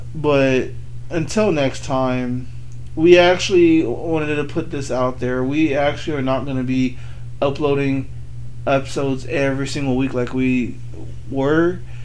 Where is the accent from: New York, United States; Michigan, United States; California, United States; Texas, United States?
California, United States; also born or lived in Benton City, Washington; now in Washington, United States; I was born in California